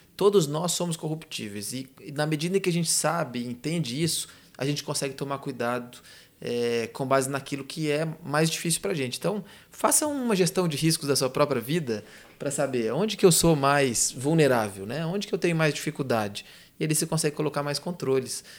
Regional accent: interior of Minas Gerais, Brazil; sou do interior de Minas

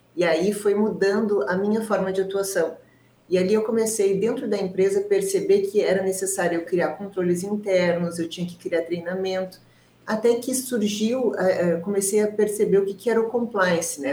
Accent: Rio Grande do Sul, Brazil; eu sou gaúcho

